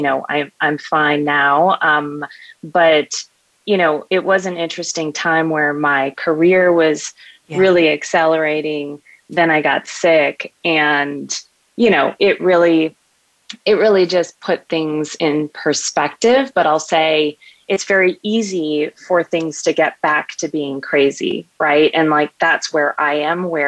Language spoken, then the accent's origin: English; Buenos Aires, Argentina; moved away; I am actually a daughter of two immigrants, and I was born in Buenos Aires, Argentina.